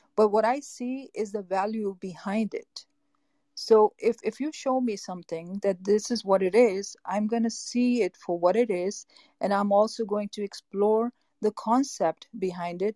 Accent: Boston, Massachusetts, United States; moved away as an adult; now in Los Angeles, United States; I'm from Los Angeles, California. I grew up in East Coast, uh, Boston, Massachusetts

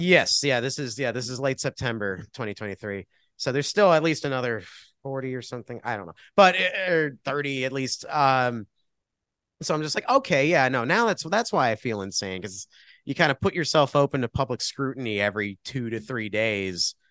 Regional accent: Milford, Connecticut, United States; now in Cleveland, United States; So yeah, I'm from Milford. I grew up like a few towns over.

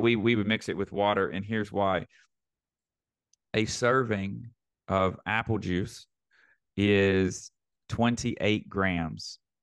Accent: Northeast Arkansas, United States; moved away; I grew up in a town of eight thousand people in Northeast Arkansas.

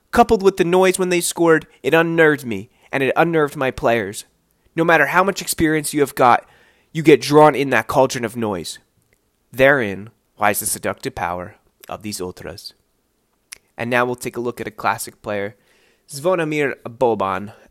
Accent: United States; Obviously, I'm American.

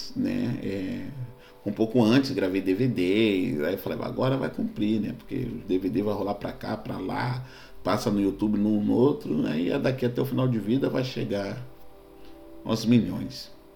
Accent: Rio de Janeiro, Brazil; Eu sou carioca, minha, quando eu nasci, minha mãe, sou filho de mãe solteira, minha mãe morava no, no Morro da Cachoeirinha

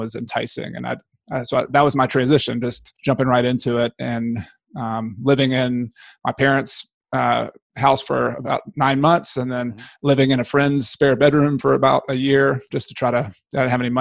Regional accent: Newnan, Georgia, United States; moved away as an adult; now in Clemson, United States; I grew up in Noonan, Georgia, outside of Atlanta

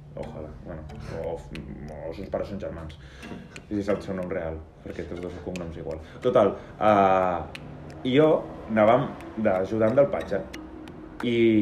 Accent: Lleida, Catalonia, Spain; som de Lleida.

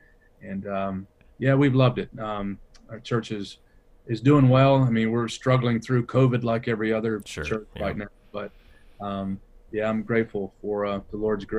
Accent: Detroit, Michigan, United States; born there; I was born in Detroit, Michigan.

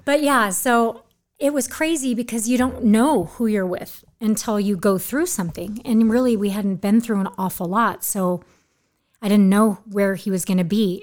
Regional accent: Orange County, California, United States; moved away as an adult; also born or lived in Newport Beach / Huntington Beach; I'm from Orange County

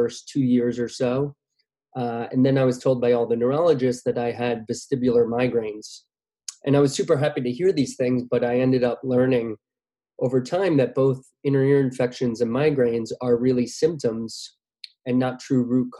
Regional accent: Westchester, New York, United States; moved away as an adult; also born or lived in Manhattan, New York City; now in New York City, United States; I'm originally from Westchester, New York. I currently reside in Manhattan in New York

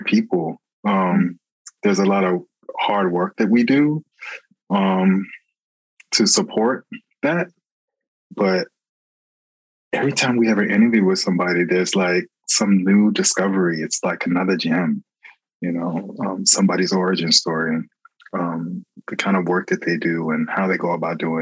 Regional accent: Hollywood, Florida, United States; I grew up in Florida. I grew up in Hollywood, Florida

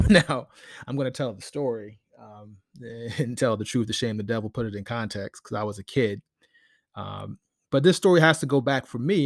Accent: Silver Spring, Maryland, United States; I grew up in Silver Spring, Maryland, with the Washington Post

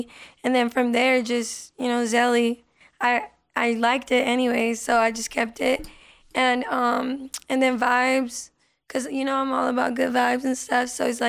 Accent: Las Vegas, Nevada, United States; first language Spanish; English is a second language; also born or lived in California; I was born in California, but raised out here in Vegas.

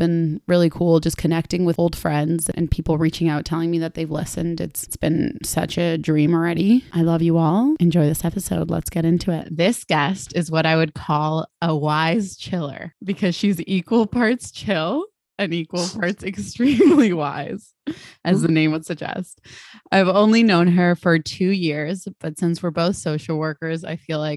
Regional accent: Argentina; now in Toronto, Canada; my home country. Argentina

